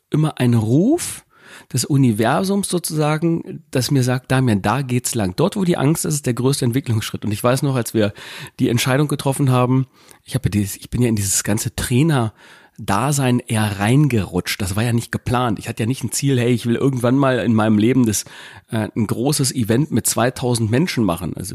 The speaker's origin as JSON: {"language": "German", "town": "Gifhorn", "region": "Lower Saxony", "country": "Germany", "said": "wir kommen ja hier aus Gifhorn, einem kleinen Örtchen Winkel in unserem kleinen Löhnskrug hier"}